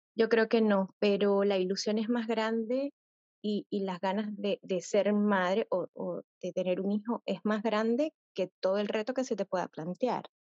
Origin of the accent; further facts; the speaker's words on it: Venezuela; moved away as an adult; yo soy venezolana y tuvimos que emigrar